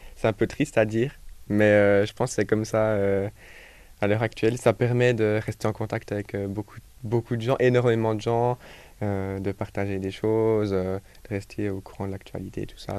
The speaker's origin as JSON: {"language": "French", "region": "Jura", "country": "Switzerland", "said": "je viens du Jura en Suisse"}